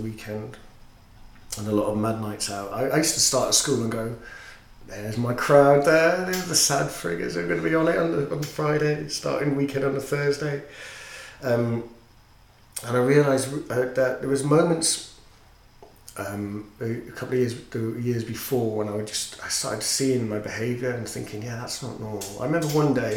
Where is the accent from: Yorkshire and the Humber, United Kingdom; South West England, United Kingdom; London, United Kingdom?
Yorkshire and the Humber, United Kingdom; I'm a Yorkshireman